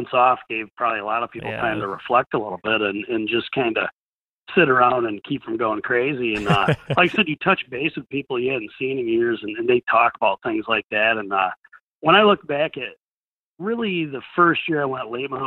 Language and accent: English; New York, United States; I come from New York